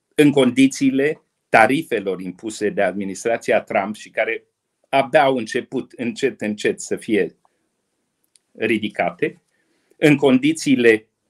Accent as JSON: {"language": "Romanian", "country": "Romania", "said": "noi, românii"}